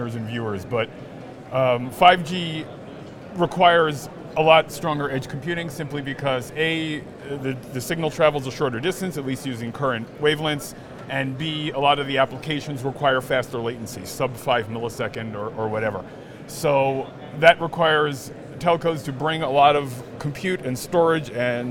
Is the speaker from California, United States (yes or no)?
yes; California, United States; accent: California; my American accent here, or my California accent